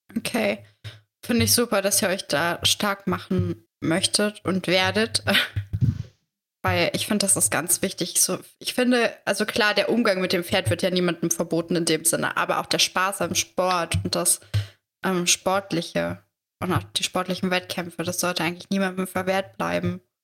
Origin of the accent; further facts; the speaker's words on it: Saxony-Anhalt, Germany; ich komme aus Sachsen-Anhalt